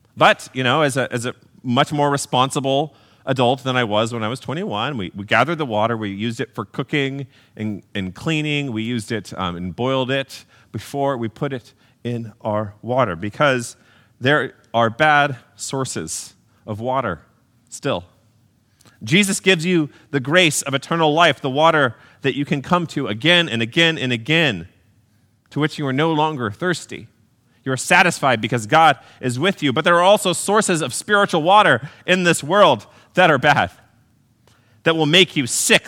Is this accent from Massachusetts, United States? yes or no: no; Texas, United States; Growing up in Texas